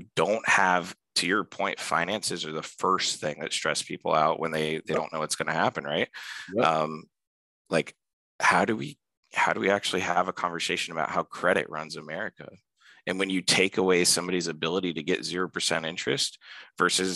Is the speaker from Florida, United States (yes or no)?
yes; Pine Hills, Florida, United States; I grew up in Pine Hills, Florida